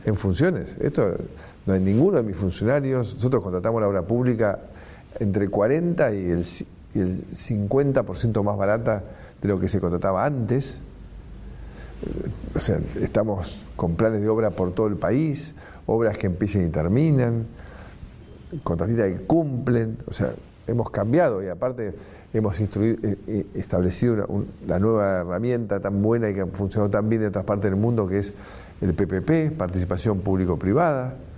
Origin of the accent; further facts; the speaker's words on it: Argentina; somos un país